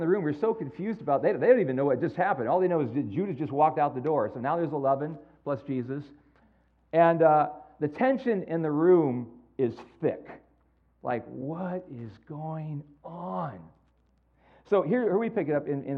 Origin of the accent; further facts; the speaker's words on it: San Jose, California, United States; moved away; I am from San Jose, born and raised in San Jose